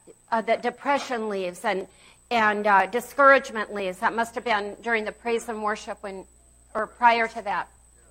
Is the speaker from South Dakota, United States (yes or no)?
yes; Pierre, South Dakota, United States; I grew up with in Pierce, South Dakota